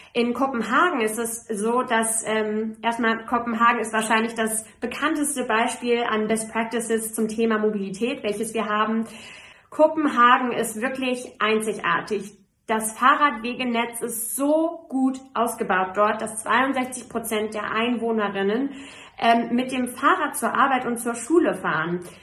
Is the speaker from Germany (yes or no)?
yes; Frankfurt, Hesse, Germany; als Frankfurterin